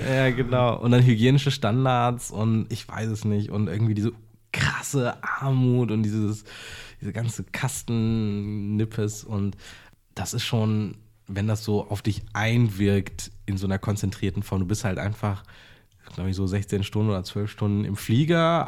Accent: Berlin, Germany; also born or lived in Jaffna, Sri Lanka; Ich bin ja. halt mit sechs Monaten hier hingekommen und bin hier aufgewachsen

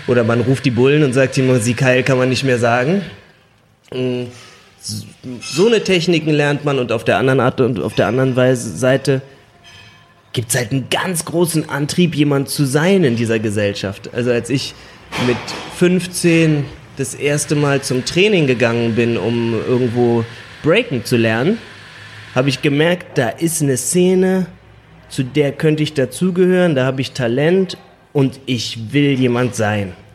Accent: Germany; also born or lived in China; wir nach Deutschland kamen. Wir waren ein paar Monate hier

